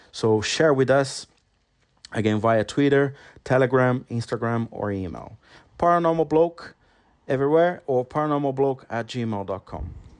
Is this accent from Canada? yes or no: no; Brazil; English is a second language; moved away as an adult; now in London, United Kingdom; I was still living in my hometown, which is a very small town in Brazil